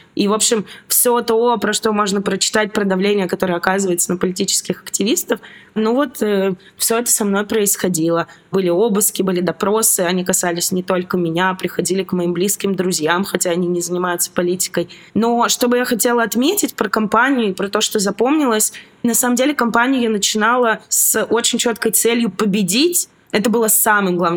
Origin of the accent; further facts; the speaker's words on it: Novosibirsk, Novosibirsk Oblast, Russia; moved away as an adult; also born or lived in Saint Petersburg, Russia; now in Georgia; Я из Новосибирска